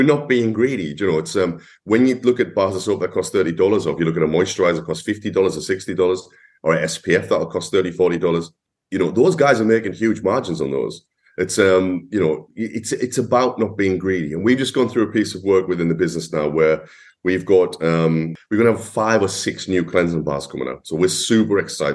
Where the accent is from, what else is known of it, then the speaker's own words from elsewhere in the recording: Durham, North East England, United Kingdom; accent: northeast accent; also born or lived in London; I am from the northeast of England